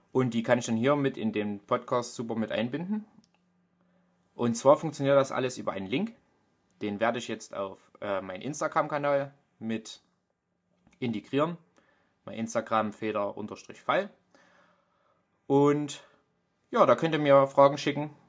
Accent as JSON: {"language": "German", "country": "Germany", "accent": "Vogtland dialect", "said": "Also man hört es mir richtig doll an. Ich habe einen vogtländischen Dialekt."}